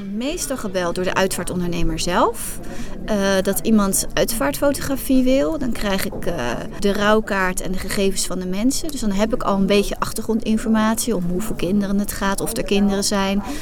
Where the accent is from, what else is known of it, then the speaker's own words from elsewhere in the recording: Hoogvliet, South Holland, Netherlands; Ik kom uit Hoogvliet. Daar heb ik een fotostudio.